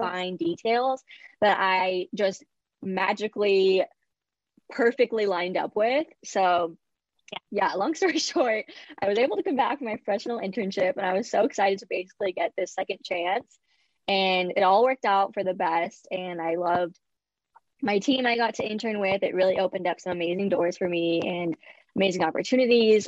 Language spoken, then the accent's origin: English; Bay Area, California, United States; I was born and raised in the Bay Area in California.